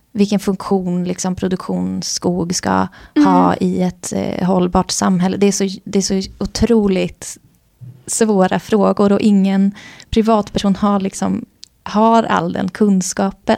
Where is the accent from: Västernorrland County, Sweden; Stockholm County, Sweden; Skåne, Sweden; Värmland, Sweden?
Värmland, Sweden; nu talar jag i mitt värmländska hjärta